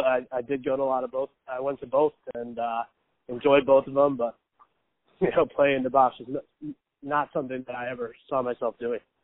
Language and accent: English; East Meadow, New York, United States; moved away; a mile and a half from where I grew up is in Nassau Coliseum